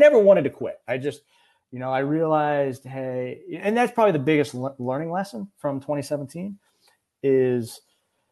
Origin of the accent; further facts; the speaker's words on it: Utah, United States; moved away; I'm actually originally from Utah, and so I kind of grew up in the mountains.